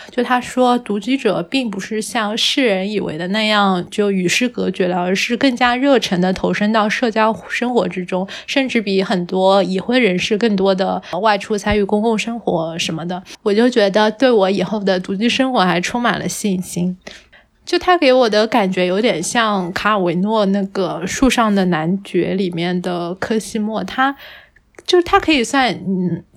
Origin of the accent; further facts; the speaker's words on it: Hangzhou, Zhejiang, China; 像我在杭，杭州长大的话，总体来说城市治安还算比较好嘛